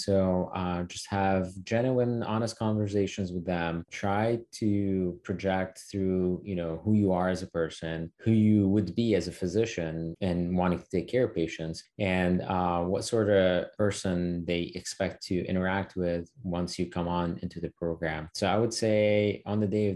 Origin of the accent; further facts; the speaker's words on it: Syria; moved away as an adult; now in United States; growing up in the Middle East and Syria and then making the transition over to the States